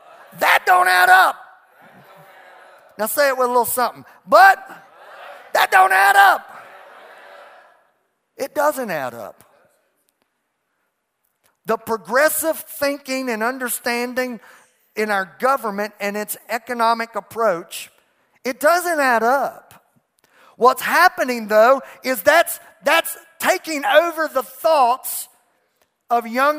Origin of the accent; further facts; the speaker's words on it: United States; I'm an American